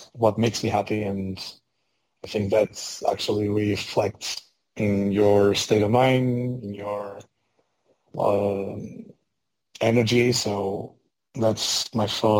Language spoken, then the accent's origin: English; Portugal; I'm Portuguese. I was born in Portugal.